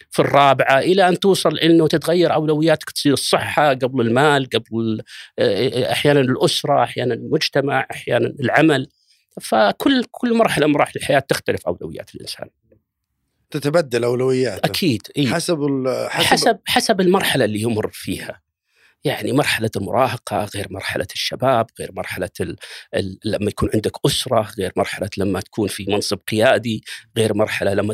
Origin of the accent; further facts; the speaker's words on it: Riyadh, Riyadh Province, Saudi Arabia; بدايه السبعينات يعني ميلاديه عشت وتربيت في في مدينه الرياض في كنف الوالد الله يغفر له ويرحمه توفى عام 1410 كان في هذاك الوقت تقريبا عمري 16 أو 17 سنة